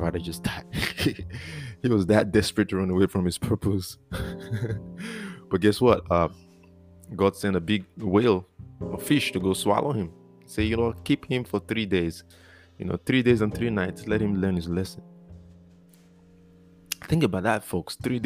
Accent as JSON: {"language": "English", "country": "Nigeria", "moved": "yes", "said": "I'm from Nigeria"}